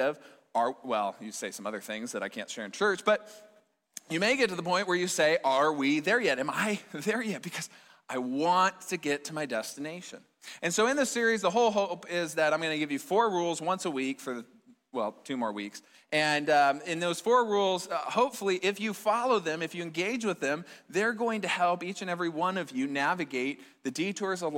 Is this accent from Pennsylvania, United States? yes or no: no; Fort Dodge, Iowa, United States; my hometown in Fort Dodge